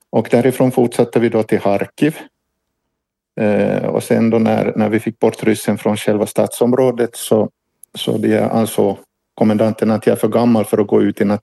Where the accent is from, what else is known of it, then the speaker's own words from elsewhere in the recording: Ostrobothnia, Finland; now in Ukraine; Mm, jag, jag, jag är ursprungligen finsk